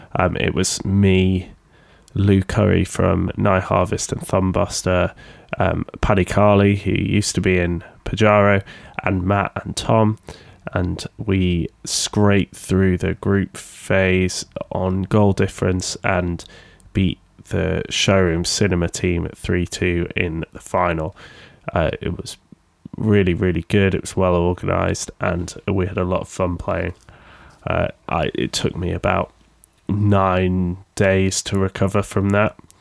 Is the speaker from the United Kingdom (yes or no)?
yes; Sheffield, Yorkshire and the Humber, United Kingdom; accent: Sheffield; a record label based in Sheffield in the U K, if you can tell by my accent